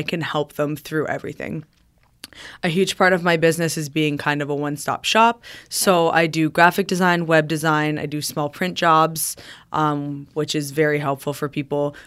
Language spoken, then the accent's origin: English; Riverside, Ontario, Canada; I grew up in Riverside